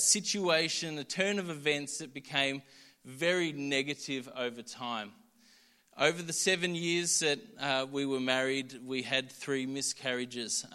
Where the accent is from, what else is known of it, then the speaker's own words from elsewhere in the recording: Melbourne, Victoria, Australia; I grew up in Doncaster City Church and then moved to Yarra Plenty when I was young